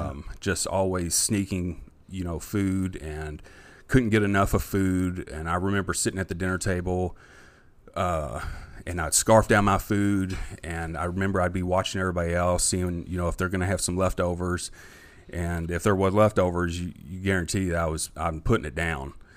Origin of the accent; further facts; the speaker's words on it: Jeffersonville, Indiana, United States; also born or lived in Louisville, Kentucky; I grew up in Jeff